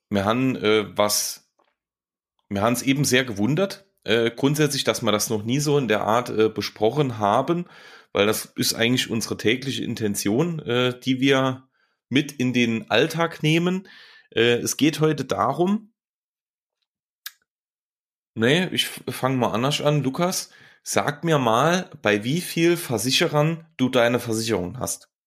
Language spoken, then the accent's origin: German; Saarland, Germany; Phasend oder Phasenacht ist quasi, so nennt man ja den Karneval bei uns im Saarland.